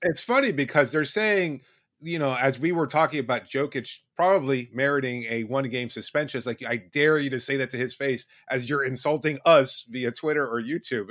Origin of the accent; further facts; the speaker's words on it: Miami, Florida, United States; I grew up in Miami. My parents are Cuban